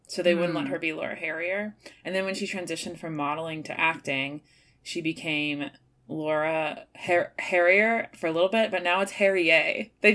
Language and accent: English; Chicago, Illinois, United States; now in New York, United States; I'm from Chicago